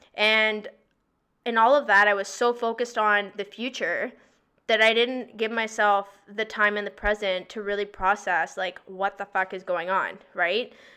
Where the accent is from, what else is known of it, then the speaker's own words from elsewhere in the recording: Victoria, British Columbia, Canada; moved away as an adult; now in Toronto, Canada; I'm from BC, I'm from Victoria